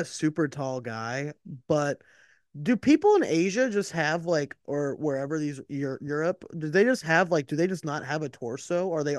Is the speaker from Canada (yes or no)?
yes; Canada; now in Greece; Greece, but I'm Canadian.